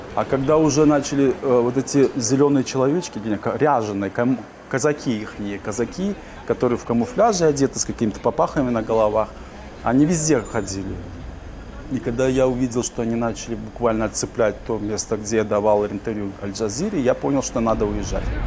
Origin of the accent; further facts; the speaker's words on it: Uzbekistan; also born or lived in Simferopol, Crimea / Kyiv, Ukraine; now in Warsaw, Poland; Я родился в Узбекистане, в депортации. Я никогда не считал Узбекистан своей родиной. Я знал, что я крымский татарин